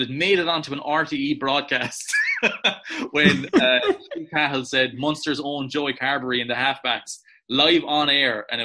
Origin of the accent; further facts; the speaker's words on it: Johannesburg, Gauteng, South Africa; he's from Johannesburg, where I am also from because I am South African as well